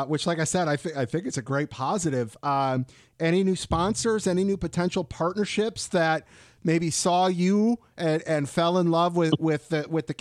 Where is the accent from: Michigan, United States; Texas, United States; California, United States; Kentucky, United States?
Michigan, United States; Detroit; I'm from Detroit